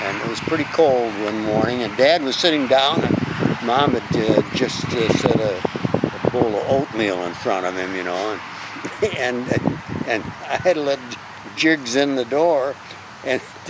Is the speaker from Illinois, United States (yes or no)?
yes; Carpentersville, Illinois, United States; English is a second language; we lived in this small town, Carpentersville